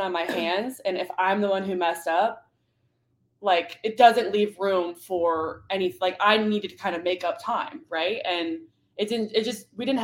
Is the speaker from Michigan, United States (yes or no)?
yes; Michigan, United States; also born or lived in Idaho; now in Missouri, United States; I'm from Michigan